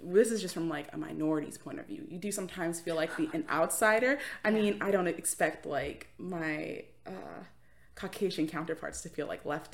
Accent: Florida, United States; also born or lived in New York; growing up in Florida

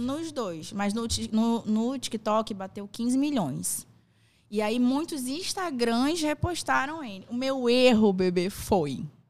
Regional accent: Manaus, Amazonas, Brazil; also born or lived in São Paulo; minha mãe ah. veio pra cá, pra Manaus, eu acho que eu tinha três anos. Eu nasci em São Paulo

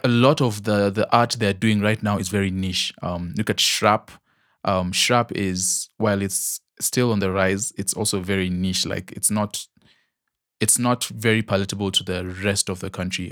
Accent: Nigeria; accent: Nigerian; my Nigerian accent

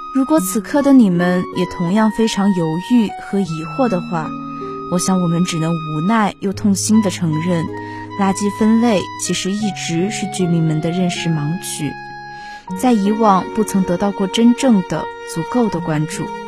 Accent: Chongqing, China; moved away as an adult; now in Nanjing, China; 来自重庆

